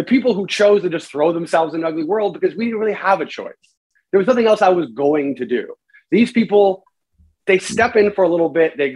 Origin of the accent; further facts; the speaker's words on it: Canada; I'm a Canadian